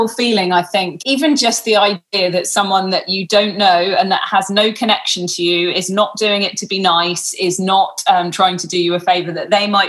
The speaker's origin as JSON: {"language": "English", "region": "London", "country": "United Kingdom", "moved": "as an adult", "lives_now": "Western Australia, Australia", "said": "I'm from London and all of my friends and family were still in lockdown in London"}